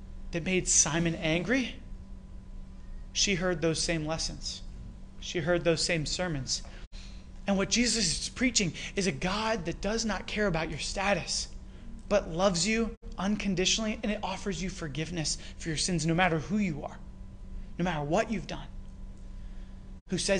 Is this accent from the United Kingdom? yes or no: no; Canada; accent: Canadian; my Canadian accent came out there.